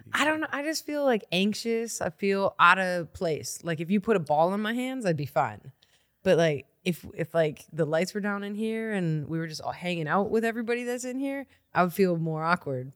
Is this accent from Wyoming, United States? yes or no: no; Milwaukee, Wisconsin, United States; I grew up here in Milwaukee. I'm a Milwaukee kid.